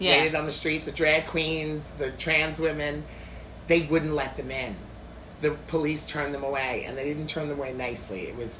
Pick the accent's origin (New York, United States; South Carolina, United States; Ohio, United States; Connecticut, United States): New York, United States; New York City; Yeah, because I'm a New Yorker, born and raised.